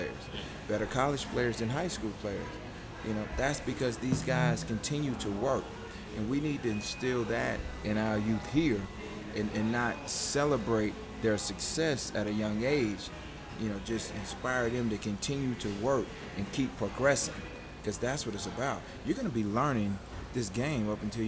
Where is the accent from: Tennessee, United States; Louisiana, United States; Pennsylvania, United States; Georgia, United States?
Georgia, United States; Augusta; in Augusta, my hometown, you know, where I'm from